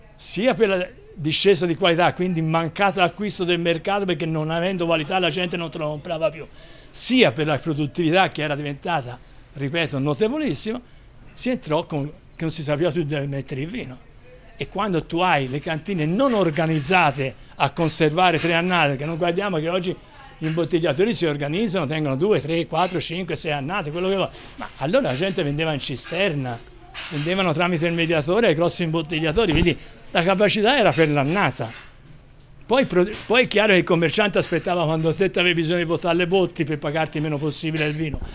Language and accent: Italian; Chianti Classico, Tuscany, Italy; sono del Chianti Classico